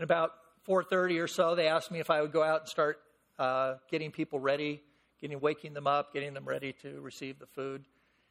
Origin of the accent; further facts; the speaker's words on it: San Fernando Valley, California, United States; I'm born and raised in the San Fernando Valley